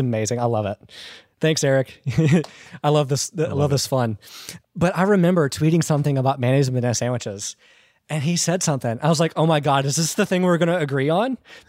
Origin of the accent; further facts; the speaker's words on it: Georgia, United States; Okay. I'm from Georgia.